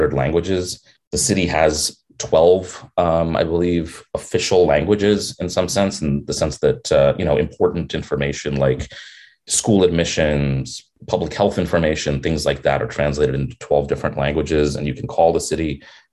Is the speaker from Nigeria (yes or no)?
no; New York City, New York, United States; I'm a New Yorker. I grew up here